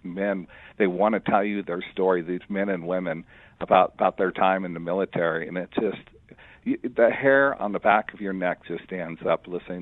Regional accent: Greeley, Colorado, United States; I grew up in Greeley

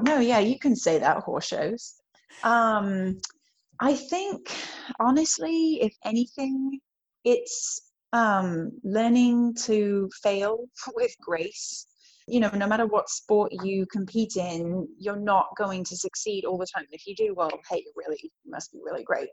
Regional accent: Worcestershire, West Midlands, United Kingdom; moved away as an adult; now in United States; I grew up in England in Worcestershire, which is in the West Midlands

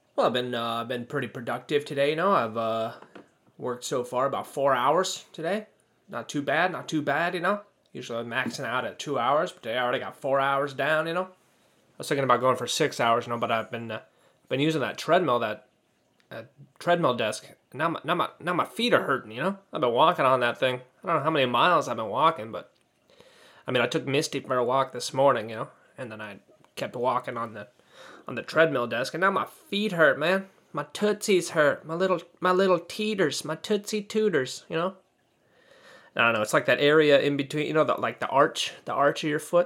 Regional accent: United States; I don't speak British English, you know. I'm from America

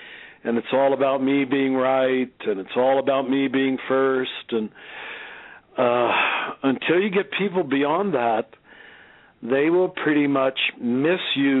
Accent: Kansas, United States; moved away; also born or lived in Cincinnati; a young Catholic boy growing up in Kansas, which is where I grew up.

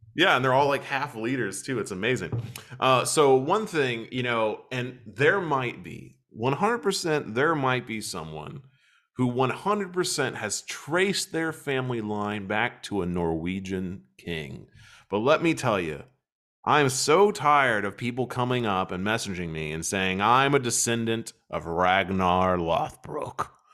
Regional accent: United States; moved away as an adult; also born or lived in Kentucky; now in Germany; as an American, as someone who clearly is American

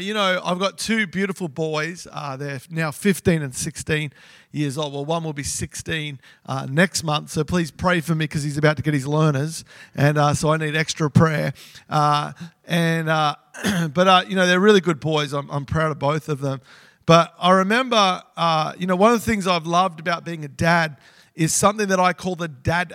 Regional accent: Melbourne, Victoria, Australia; I grew up in Melbourne

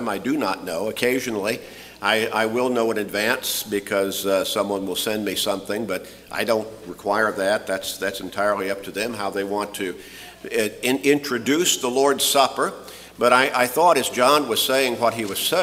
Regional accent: Chicago, Illinois, United States; as a really young boy growing up in Chicago

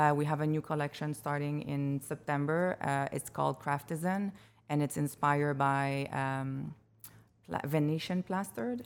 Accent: Montreal, Quebec, Canada; moved away as an adult; now in Chicago, United States; I come from Montreal, Quebec. Uh, I moved here three years ago.

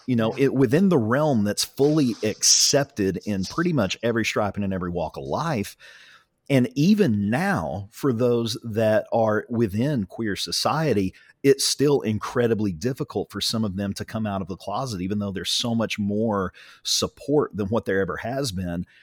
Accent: Ringling, Oklahoma, United States; I grew up in Ringling

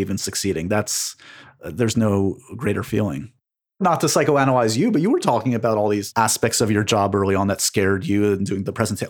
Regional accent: New York City, New York, United States; I grew up on the Upper West Side

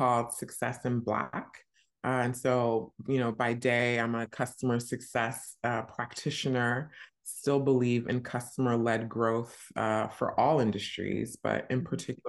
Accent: New Jersey, United States; moved away as an adult; also born or lived in New York; now in London, United Kingdom; I grew up in New Jersey, went to school super close by in New York

